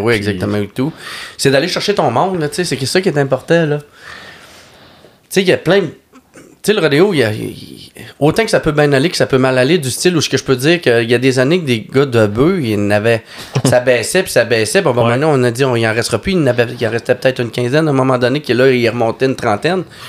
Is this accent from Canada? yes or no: yes; Lac Saint-Jean, Quebec, Canada; je suis natif du lac Saint-Jean